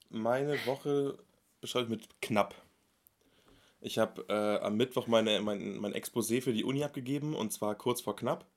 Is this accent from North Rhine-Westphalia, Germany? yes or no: no; Munich, Bavaria, Germany; ich bin 23 Jahre alt, ich komme aus München